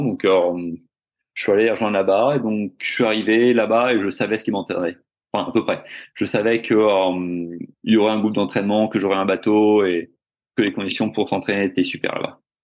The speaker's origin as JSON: {"language": "French", "area": "Finistère", "region": "Brittany", "country": "France", "also_born_or_lived": "South Africa", "moved": "as an adult", "lives_now": "Australia", "said": "je suis breton euh, du Finistère"}